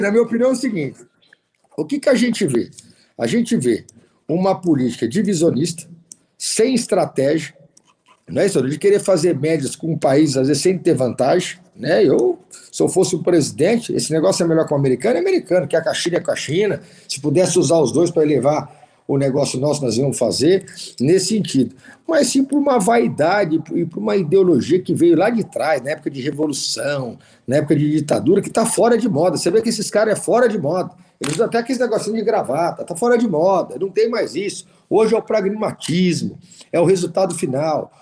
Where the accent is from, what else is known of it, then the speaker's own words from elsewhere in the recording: interior of São Paulo state, Brazil; eu que sou do interior do estado de São Paulo